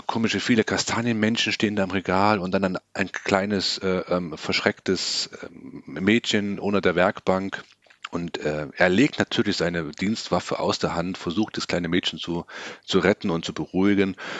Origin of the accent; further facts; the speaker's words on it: Germany; bei uns in Deutschland